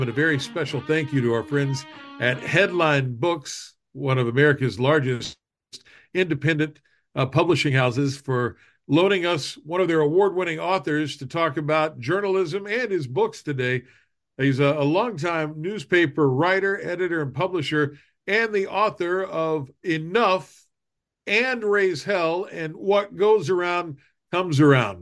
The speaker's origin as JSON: {"language": "English", "region": "Southern West Virginia", "country": "United States", "tie": "born or raised there", "said": "you and I grew up in Southern West Virginia"}